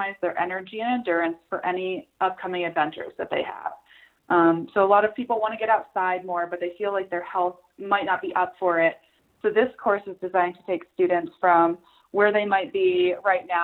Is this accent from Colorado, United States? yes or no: yes; Salida, Colorado, United States; I am from Salida, Colorado